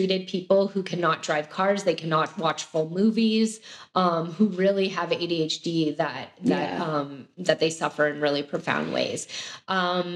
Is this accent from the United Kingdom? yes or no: no; Canada; now in United States; I'm also originally from Canada